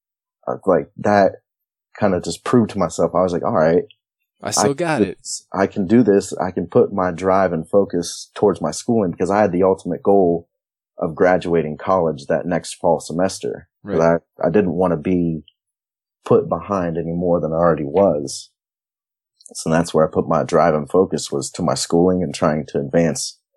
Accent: New Lexington, Ohio, United States; that's how my hometown was too, New Lexington. We were a small town

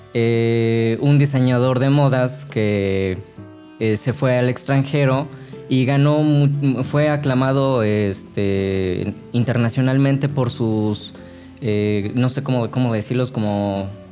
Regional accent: Altotonga, Veracruz, Mexico; also born or lived in Xalapa / Boca del Río; yo no soy originario de Jalapa, yo soy de una ciudad eh, que se llama Altotonga, que queda unos 20 minutos de Perote

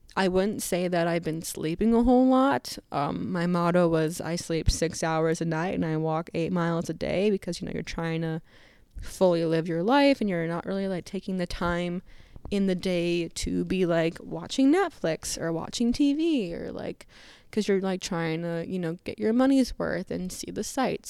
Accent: United States; we are obviously American

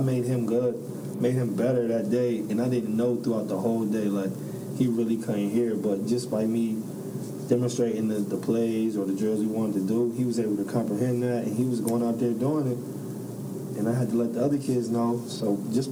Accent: Buffalo, New York, United States; moved away; I'm from Buffalo, New York.

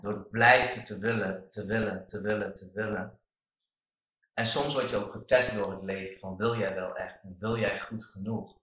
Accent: Netherlands; ik ben een Nederlander

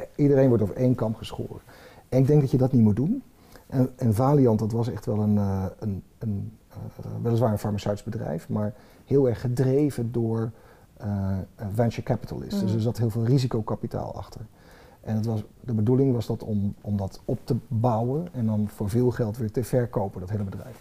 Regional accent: Twente, Overijssel, Netherlands; ik kom uit Twente

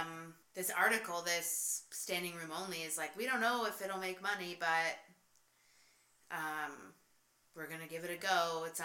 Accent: Niagara, Ontario, Canada; moved away; I grew up in Niagara.

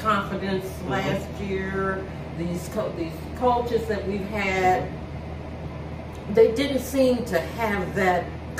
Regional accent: Akron, Ohio, United States; He's from the Buckeye State, like me. I'm from Akron.

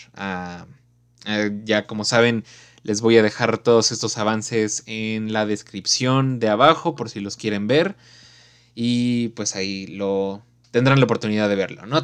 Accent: Mexico; los valores que tenemos como mexicanos

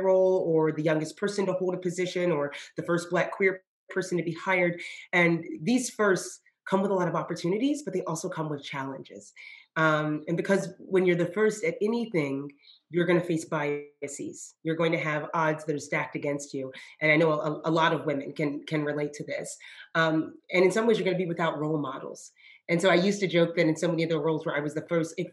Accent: Georgia, United States; also born or lived in Japan; I am a child of the American South. I was raised by a Black mom in Georgia

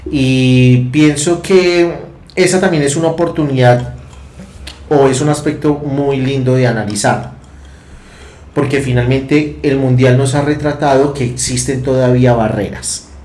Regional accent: Colombia

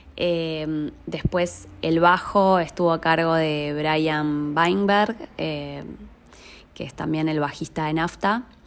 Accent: Lanús, Buenos Aires Province, Argentina; now in Buenos Aires, Argentina; Soy oriunda de Lanús Oeste. Ahí viví toda mi infancia.

